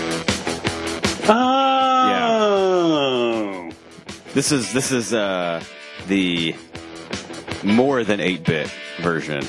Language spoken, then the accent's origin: English; New England, United States; moved away as an adult; I grew up in New England. I was born in New England, lived in New England the first 18 years of my life.